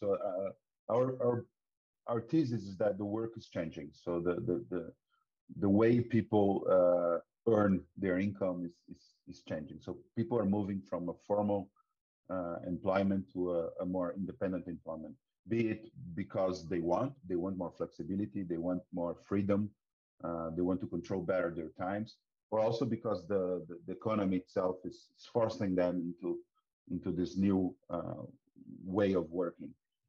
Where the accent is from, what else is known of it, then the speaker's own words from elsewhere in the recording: Brazil; As you can notice from my accent, I'm Brazilian. Although I've been most of my life abroad as well, I'm a computer engineer.